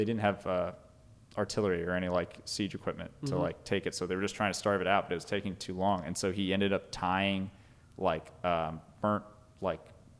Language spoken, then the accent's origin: English; New York, United States; moved away; I grew up in New York